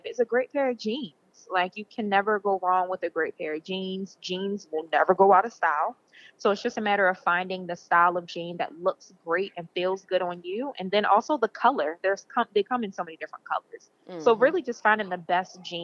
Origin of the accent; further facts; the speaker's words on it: Baltimore, Maryland, United States; I'm from Baltimore, Maryland, born and raised